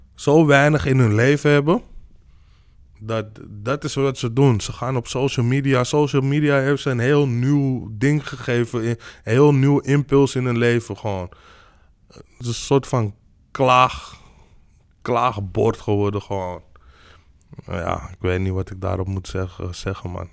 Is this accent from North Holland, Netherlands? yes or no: yes; Amsterdam, North Holland, Netherlands; ik ben gewoon hier in Nederland geboren. Alleen ik ben gewoon anders opgegroeid dan de meeste autochtone Nederlanders. Omdat ik gewoon in een buurt ben opgegroeid waar niet zoveel autochtone Nederlanders woonden